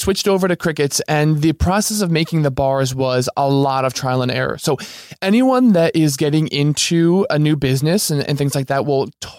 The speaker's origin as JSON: {"language": "English", "region": "New Jersey", "country": "United States", "also_born_or_lived": "Manhattan", "said": "New Jersey."}